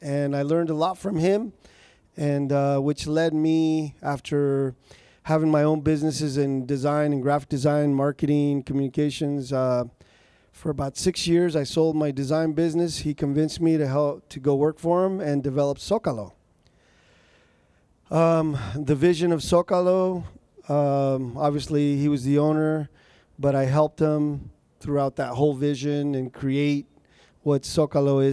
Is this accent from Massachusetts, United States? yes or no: no; Napa, California, United States; also born or lived in Michoacán, Mexico; now in Sacramento, United States; Grew up in Napa